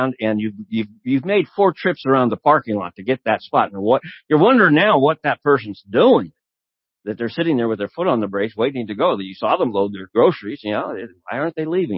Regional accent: United States; as an American living in the United States

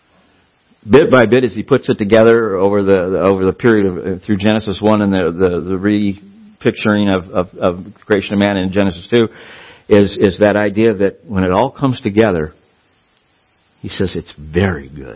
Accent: Southern California, United States; I grew up in Southern California.

